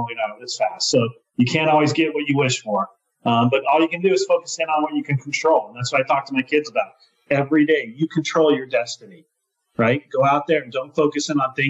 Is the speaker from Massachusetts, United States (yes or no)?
no; Colorado, United States; my home state of Colorado and where we're headquartered